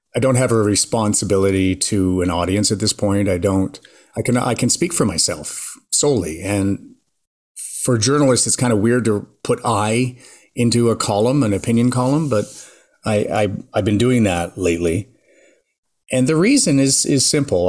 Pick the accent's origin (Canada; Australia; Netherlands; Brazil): Canada; Mississauga, Ontario; also born or lived in Montreal, Quebec; Mostly in Mississauga, Ontario. My parents had moved us there from Montreal. I guess I was about nine